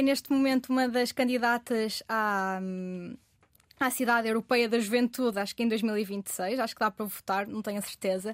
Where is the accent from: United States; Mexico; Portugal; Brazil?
Portugal; Vila do Conde, Norte; eu, que sou de Vila de Conde